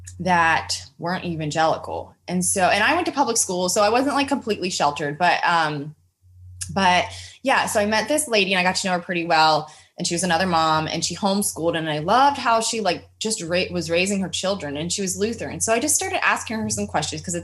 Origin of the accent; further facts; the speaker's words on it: United States; I'm growing up in America